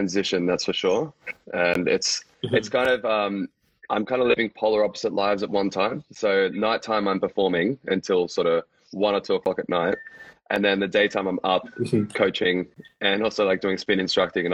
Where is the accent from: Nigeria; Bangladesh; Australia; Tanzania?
Australia; Brisbane, Queensland; also born or lived in Dubai; now in Gold Coast, Australia; So I'm from Australia, from Brisbane, generally, but I'm actually now living on the Gold Coast.